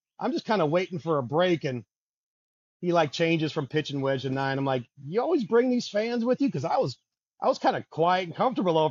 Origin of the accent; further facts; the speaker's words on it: Milwaukee, Wisconsin, United States; I'm from Milwaukee, so all of my, you know, I got a close family and friends, you know, went to MPS, Milwaukee Vincent, so all my best friends from high school